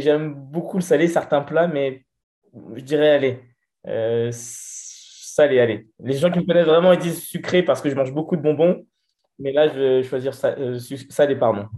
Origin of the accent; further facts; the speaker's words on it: Vigneux-sur-Seine, Île-de-France, France; also born or lived in Brétigny-sur-Orge; j'ai grandi à Vigneux-sur-Seine